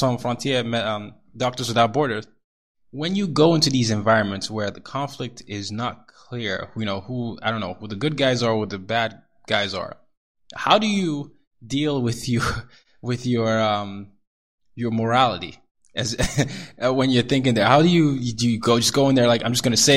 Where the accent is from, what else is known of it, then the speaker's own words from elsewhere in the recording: Nigeria; I'm Nigerian. I'm from the Yoruba tribe